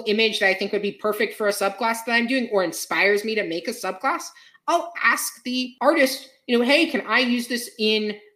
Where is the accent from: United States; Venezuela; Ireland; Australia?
Ireland; I'm Irish myself. So, you know, I got told a lot of Irish folktales as a kid